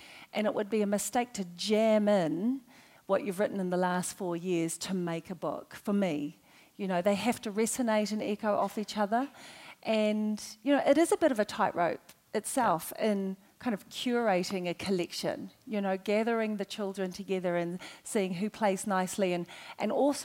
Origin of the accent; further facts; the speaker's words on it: Auckland, New Zealand; I grew up in Avondale, which is a multicultural area